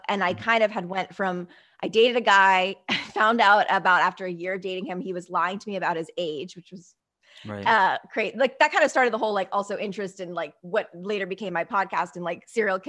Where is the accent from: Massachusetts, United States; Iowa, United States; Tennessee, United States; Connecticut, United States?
Connecticut, United States; also born or lived in New York; I was born in New York, raised in Connecticut, but definitely spent more time in Connecticut than New York. So East Coast, like I lived in the East Coast.